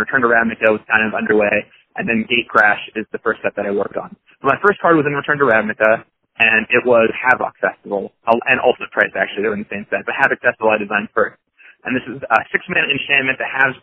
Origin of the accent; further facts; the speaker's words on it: Seattle, Washington, United States; I grew up in Seattle